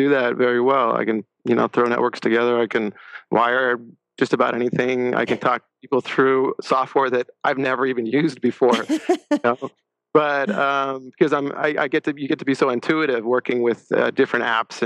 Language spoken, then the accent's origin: English; La Crescenta, California, United States; Grew up in La Crescenta, California